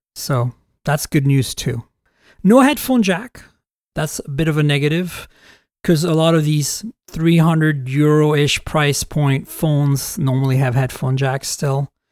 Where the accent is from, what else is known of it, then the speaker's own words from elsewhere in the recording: United States; as an American reviewer